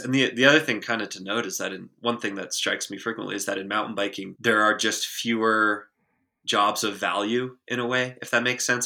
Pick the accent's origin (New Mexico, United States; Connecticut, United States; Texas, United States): Texas, United States; small town outside Austin; I grew up in a very small town about twenty minutes outside of Austin, Texas, the rural Texas Hill Country